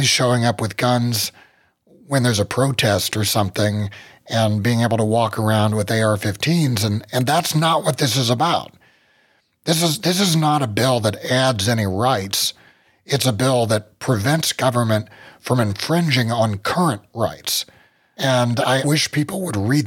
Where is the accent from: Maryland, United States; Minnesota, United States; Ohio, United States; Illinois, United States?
Ohio, United States; here in Ohio. So in my hometown